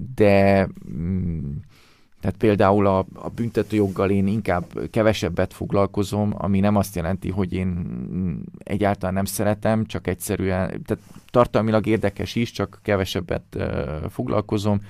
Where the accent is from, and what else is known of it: Hungary